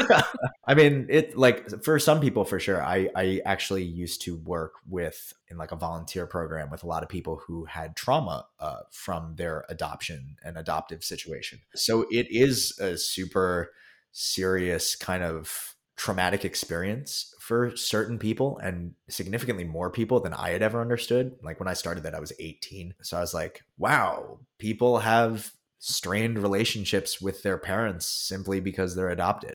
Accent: Philadelphia, Pennsylvania, United States; also born or lived in Korea; now in New York City, United States; I'm actually from Philadelphia, but where I'm really from uh, is also Philadelphia

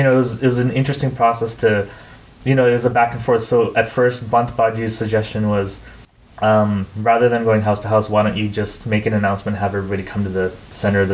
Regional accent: Canada; moved away as an adult; also born or lived in northern India; now in India; being Canadian is very different than being rural Indian

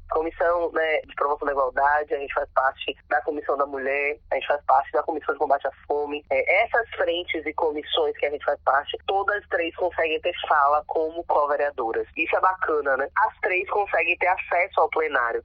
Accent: Salvador, Bahia, Brazil; eu sou de Brotas

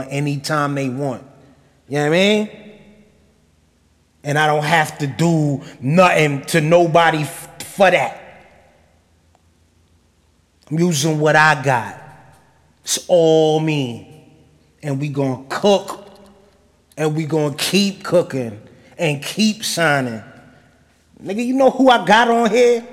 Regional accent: New Rochelle, New York, United States; I'm from New Rochelle

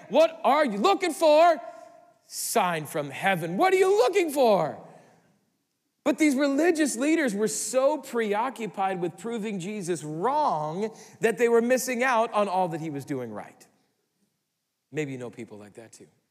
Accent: Midwest, United States; we're from the Midwest

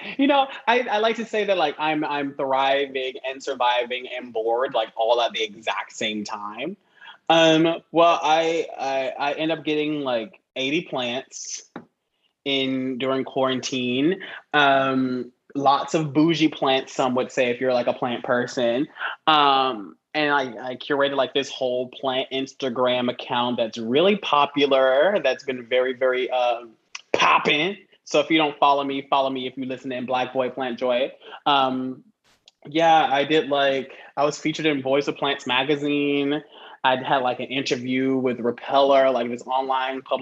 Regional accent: Atlanta, Georgia, United States; now in New York City, United States; I'm originally from Atlanta, Georgia

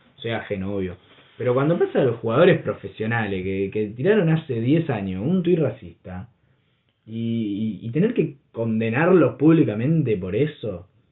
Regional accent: Berisso, Buenos Aires Province, Argentina; nosotros somos de acá, viste, somos de Berizo. Todos nos conocemos

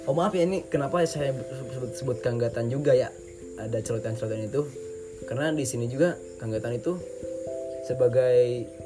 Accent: Tasikmalaya, West Java, Indonesia; saya gede di Tasik jadi bahasa Padang sama sekali nggak bisa

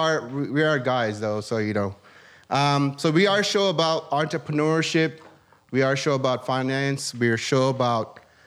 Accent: California, United States; They do? Okay. Maybe it's because I'm from California.

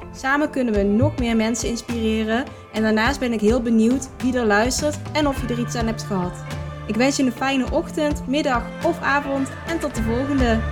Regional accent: Drunen, North Brabant, Netherlands; moved away as an adult; now in Weert, Netherlands; de vrienden die ik destijds had in Drunen. Eh, in het dorpje waar ik vandaan kom

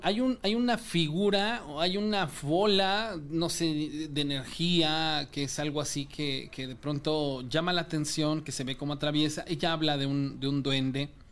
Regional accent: Córdoba, Veracruz, Mexico; yo soy de Córdoba, Veracruz

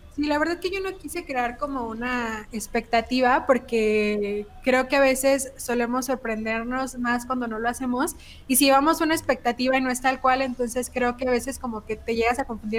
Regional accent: Mexico; nuestro acento cambia dependiendo de la región

